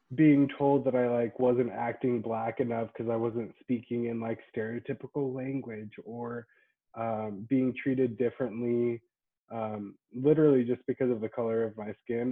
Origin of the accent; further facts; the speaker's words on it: Boise, Idaho, United States; I'm from Boise, uh, born and raised.